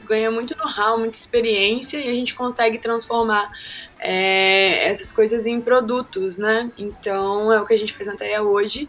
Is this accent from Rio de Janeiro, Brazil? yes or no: yes; Valença, Rio de Janeiro, Brazil; publicitária sou de Valença, interior do estado do Rio, que não é Vassouras